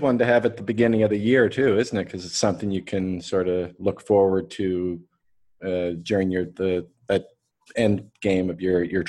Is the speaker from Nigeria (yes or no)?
no; Canada; now in Dubai, United Arab Emirates; I live in Dubai. I'm Canadian, but living here.